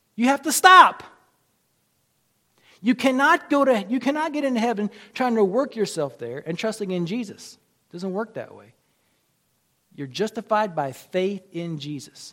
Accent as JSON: {"language": "English", "country": "United States", "said": "I'm an American too"}